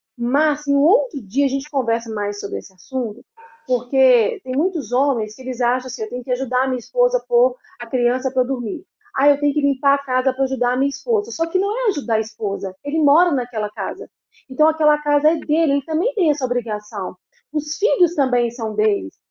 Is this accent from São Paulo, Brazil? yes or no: no; Belo Horizonte, Minas Gerais, Brazil; eu sou de Belo Horizonte.